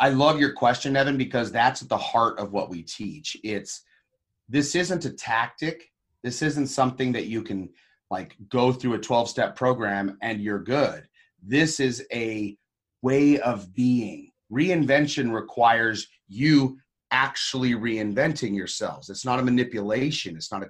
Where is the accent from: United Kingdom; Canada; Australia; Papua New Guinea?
Papua New Guinea; I was actually a Christian missionary kid. I grew up in Papua New Guinea, of all places.